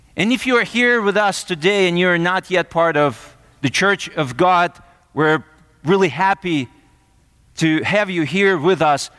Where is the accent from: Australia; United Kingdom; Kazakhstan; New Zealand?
Kazakhstan; now in United States; I'm from Kazakhstan